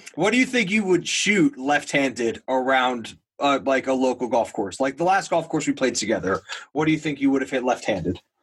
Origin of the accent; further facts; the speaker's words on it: New Jersey, United States; I'm from New Jersey